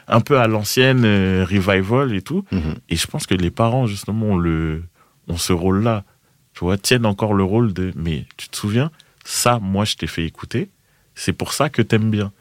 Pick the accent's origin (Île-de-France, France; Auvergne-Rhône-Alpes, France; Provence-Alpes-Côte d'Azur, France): Île-de-France, France; Boulogne-Billancourt; J'ai grandi à boulogne biancourt mhm. à Boulby